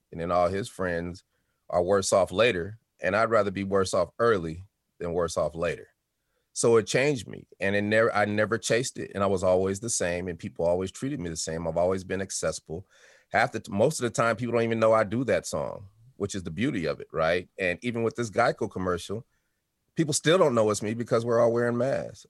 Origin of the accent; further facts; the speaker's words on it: Denver, Colorado, United States; also born or lived in Chicago, Illinois; I was born in Chicago, Illinois, moved to Denver when I was four years old, and had a great childhood